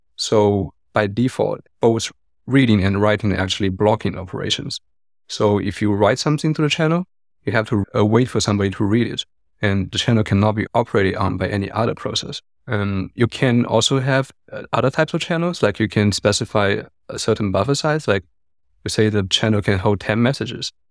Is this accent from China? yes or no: yes; China; also born or lived in Hong Kong; now in Berlin, Germany; I grew up in China and I lived in Hong Kong, but I've been in Berlin for six to seven years already.